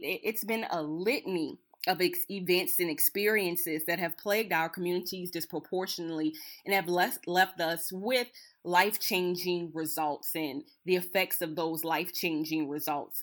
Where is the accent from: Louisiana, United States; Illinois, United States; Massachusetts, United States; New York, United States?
Louisiana, United States; Napoleonville; I'm originally from Napoleonville, Louisiana, Assumption Parish.